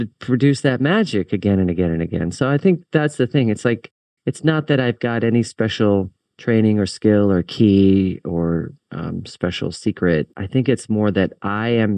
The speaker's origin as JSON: {"language": "English", "town": "Richmond", "region": "Virginia", "country": "United States", "tie": "born or raised there", "said": "my hometown of Richmond, Virginia"}